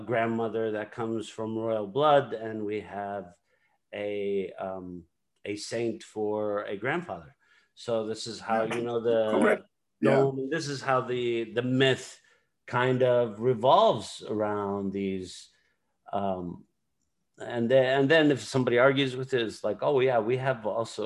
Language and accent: English; Samarra, Saladin Governorate, Iraq; in my hometown of Samarra, we trace our lineage back to the prophet